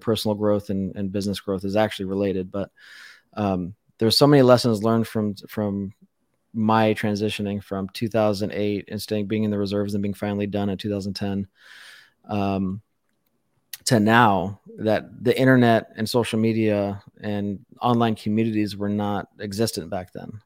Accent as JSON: {"language": "English", "town": "Las Vegas", "region": "Nevada", "country": "United States", "tie": "born or raised there", "said": "I was born and raised in Las Vegas"}